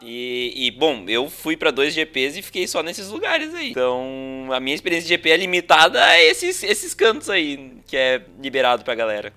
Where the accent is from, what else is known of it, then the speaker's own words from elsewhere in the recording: Rio Grande do Sul, Brazil; eu que sou do Rio Grande do Sul